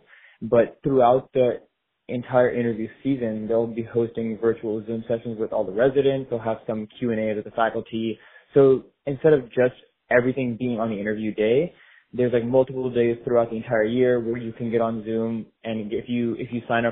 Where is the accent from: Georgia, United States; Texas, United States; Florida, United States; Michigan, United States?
Florida, United States; South; I'm born and raised in South Florida. I have never actually left.